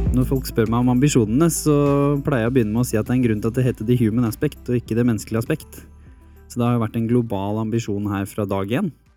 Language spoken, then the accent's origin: Norwegian; Hurum, Viken, Norway; Jeg vokste opp på Hurum